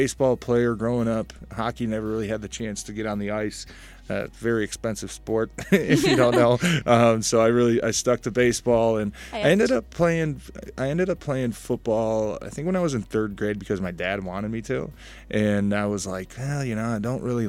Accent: Ferndale, Michigan, United States; I grew up in Ferndale, Michigan

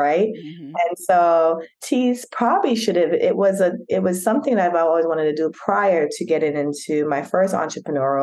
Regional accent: New York, United States; also born or lived in Jamaica; now in Atlanta, United States; I was born in Jamaica, but raised in New York and then now reside in Atlanta with my family.

